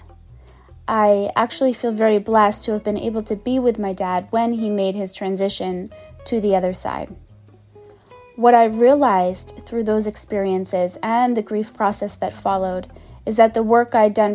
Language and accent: English; Boston, Massachusetts, United States; moved away; the house I grew up in Boston